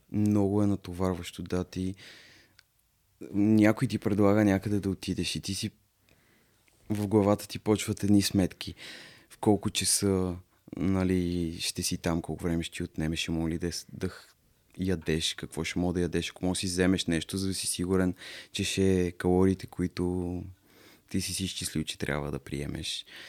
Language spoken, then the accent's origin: Bulgarian; Varna, Varna Province, Bulgaria; moved away; аз съм принцип от Варна